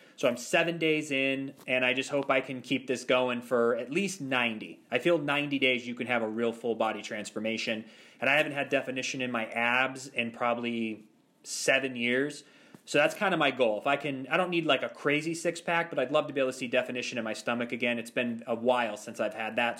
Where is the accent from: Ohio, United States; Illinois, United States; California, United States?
Ohio, United States; Ashtabula; moved away as an adult; also born or lived in Los Angeles; now in Orlando, United States; I grew up in Ashtabula, Ohio, which is a, a town east of Cleveland